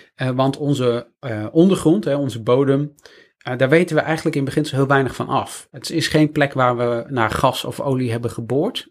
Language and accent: Dutch; Friesland, Netherlands; moved away; ik kom uit Friesland oorspronkelijk